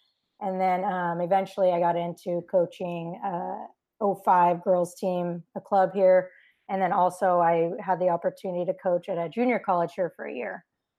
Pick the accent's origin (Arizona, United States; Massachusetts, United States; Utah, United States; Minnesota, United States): Utah, United States; moved away as an adult; also born or lived in Virginia; now in California, United States; I went and transferred back to my home state of Utah.